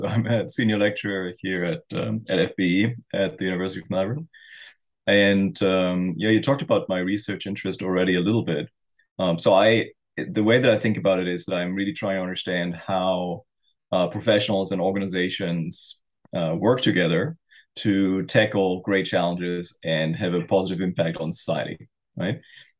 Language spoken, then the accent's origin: English; East Germany, Germany; born there; English is a second language; I was born in East Germany before the wall came down.